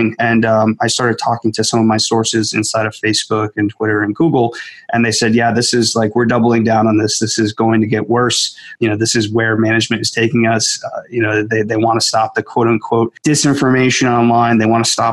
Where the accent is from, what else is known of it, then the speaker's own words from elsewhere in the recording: Scranton, Pennsylvania, United States; moved away as an adult; also born or lived in Silicon Valley; I am born and raised in Scranton, Pennsylvania